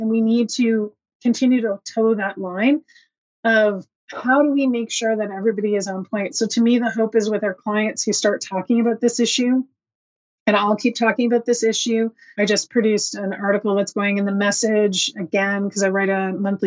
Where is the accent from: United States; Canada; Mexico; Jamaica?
Canada; Dorchester, New Brunswick; moved away; the Dorchester Signpost in my hometown